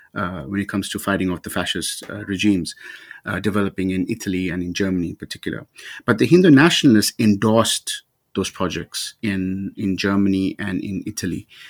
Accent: South Africa; growing up in South Africa as a young, as a young brown person at the time

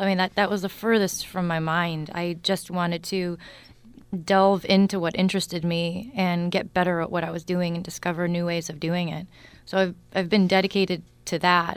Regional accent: Newton, Massachusetts, United States; I grew up in Newton, Mass.

